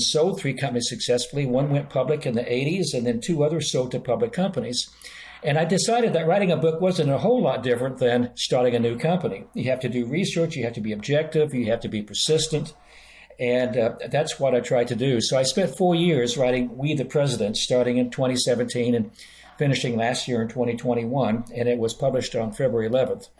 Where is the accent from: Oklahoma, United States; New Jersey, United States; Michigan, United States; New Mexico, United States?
Oklahoma, United States; moved away as an adult; also born or lived in Boston, Massachusetts; I grew up in Oklahoma, one of the reddest of the red states, and I spent 40 years in Boston and Massachusetts